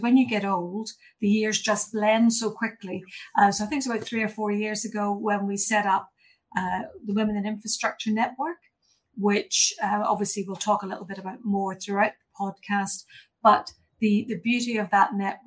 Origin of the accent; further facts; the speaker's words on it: Ireland; moved away as an adult; also born or lived in England; now in New Zealand; you'll hear from my accent and hopefully you'll guess that I'm not originally from Aotearoa. So I started my life back in Ireland